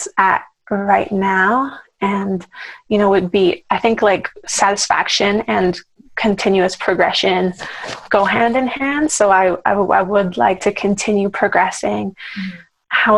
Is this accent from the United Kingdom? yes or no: no; Vancouver, British Columbia, Canada; moved away as an adult; also born or lived in Toronto, Canada; now in Los Angeles, United States; I'm from Vancouver, Canada, originally